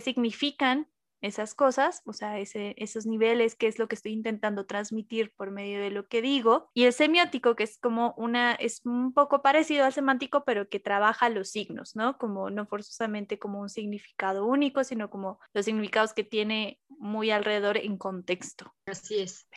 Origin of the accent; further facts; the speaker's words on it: central Mexico, Mexico; accent: central Mexican; que si no son del centro de México, seguramente les va a parecer que tenemos un acento particular